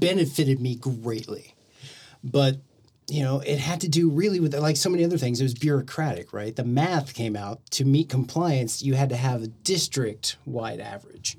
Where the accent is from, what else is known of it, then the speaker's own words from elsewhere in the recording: Del City, Oklahoma, United States; I grew up in Dell City